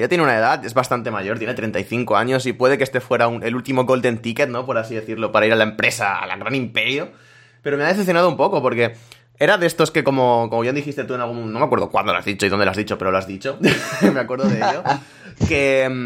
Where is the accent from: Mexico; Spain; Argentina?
Spain; sobre todo siendo españoles, que es lo que se nos